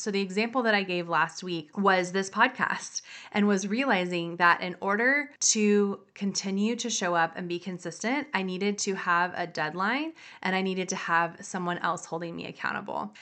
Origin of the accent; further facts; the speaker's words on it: the South, United States; I come from the South.